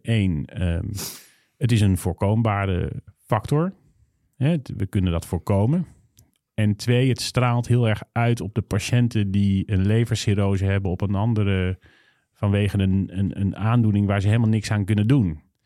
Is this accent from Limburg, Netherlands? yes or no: no; North Brabant, Netherlands; ik kom uit Brabant